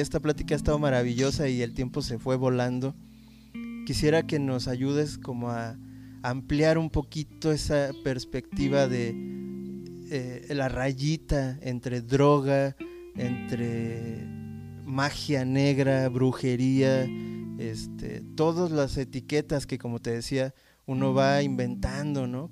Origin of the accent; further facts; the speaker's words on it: Mexico; la experiencia como mexicano